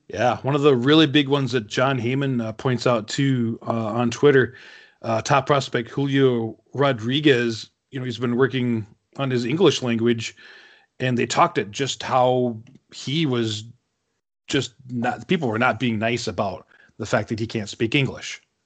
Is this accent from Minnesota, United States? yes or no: yes; Minnesota, United States; the North Star State, my home state.